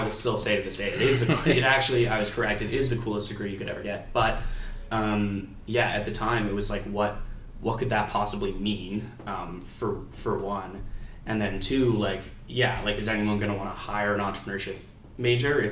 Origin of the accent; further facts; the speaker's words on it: Dartmouth, Nova Scotia, Canada; I grew up in Dartmouth, Nova Scotia, just across the bridge from Halifax